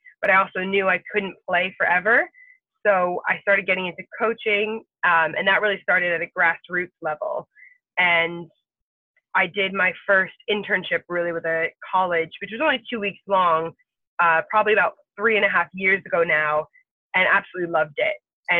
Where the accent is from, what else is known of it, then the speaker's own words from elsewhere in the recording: United Kingdom; So for me, being female, technically being British, those are obviously things.